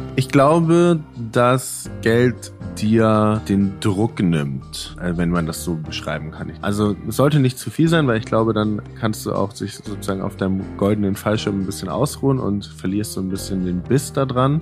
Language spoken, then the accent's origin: German; Northern Germany, Germany; moved away as an adult; also born or lived in Netherlands; also ich komme aus Deutschland, komme aus Norddeutschland, bin dann ähm, nach Holland gezogen, in den Niederlanden, um da zu studieren